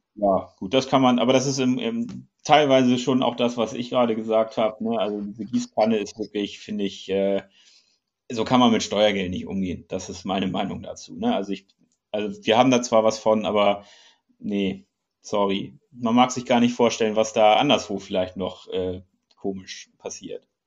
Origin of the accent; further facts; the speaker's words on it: Germany; wir als Deutsche